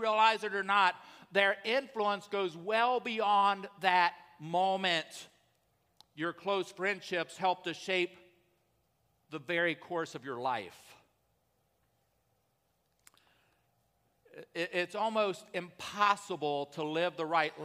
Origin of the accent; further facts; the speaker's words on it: Columbus, the South, United States; I grew up in the South in Columbus.